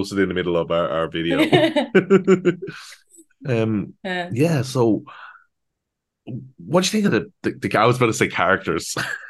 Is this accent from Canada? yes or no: no; Ireland; we grew up in Ireland.